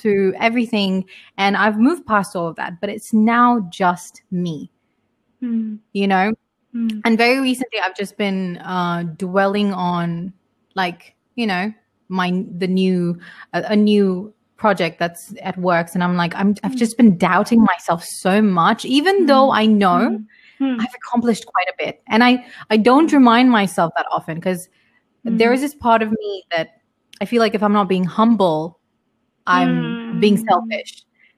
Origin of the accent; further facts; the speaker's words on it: United Kingdom; moved away; I come from like three different cultures, and I was brought up in UK.